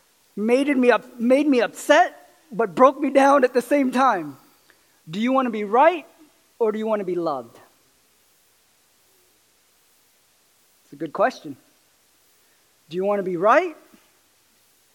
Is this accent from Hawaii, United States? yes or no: no; California, United States; moved away as an adult; also born or lived in Arkansas; I grew up in California, and I didn't grow up with guns or bows or arrows or any